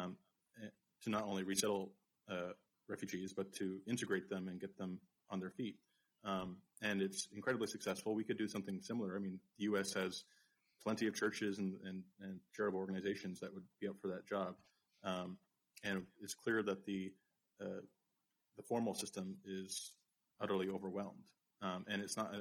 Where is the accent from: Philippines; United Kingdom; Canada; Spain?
Canada; now in United States; my home country, Canada